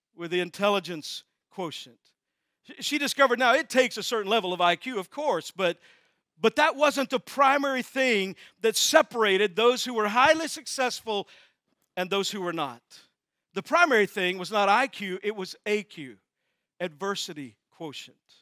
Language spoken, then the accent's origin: English; Texas, United States; I'm from Texas, that's where new words come from.